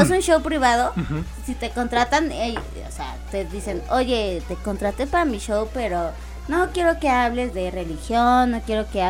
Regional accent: Chalco, State of Mexico, Mexico; No, este, los dos somos de Chalco.

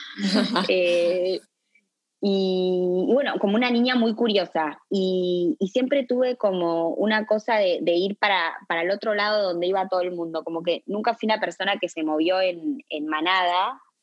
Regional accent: Montevideo, Uruguay; also born or lived in Buenos Aires / Philadelphia; uruguaya, eh, de Montevideo

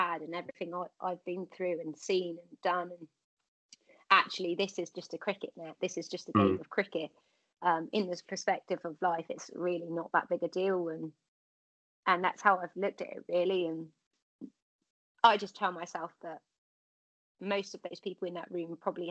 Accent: Cornwall, South West England, United Kingdom; I think it's part of being Cornish

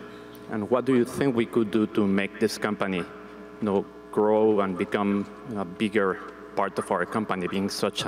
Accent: Panama; from Panama.

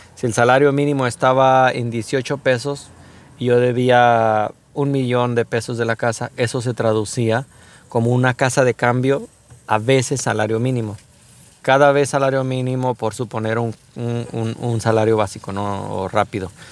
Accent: Mexico; como mexicanos

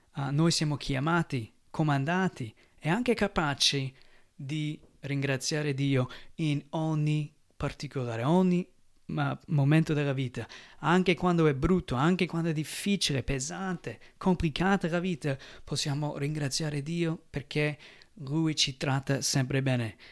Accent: United States; now in Italy; Io che vengo dagli Stati Uniti

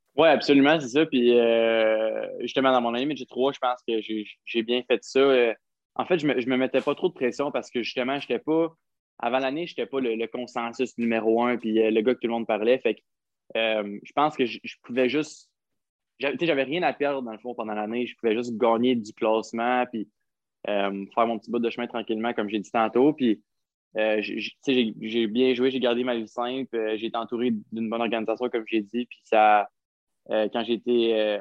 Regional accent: Gatineau, Quebec, Canada; j'ai grandi à Gatineau

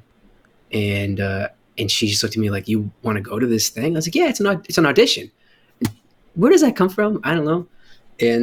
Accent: Chicago, Illinois, United States; I'm from Chicago

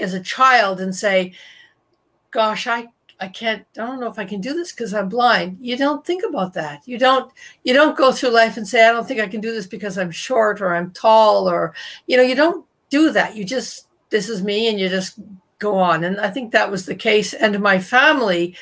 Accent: Toronto, Ontario, Canada; I was born in 1960 in Toronto, where I still live

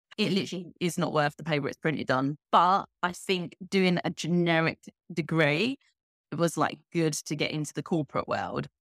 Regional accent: Kent, South East England, United Kingdom; moved away as an adult; also born or lived in London; now in Valencia, Spain; I actually grew up in, if anyone knows England, Kent, it's like the county next t, to London

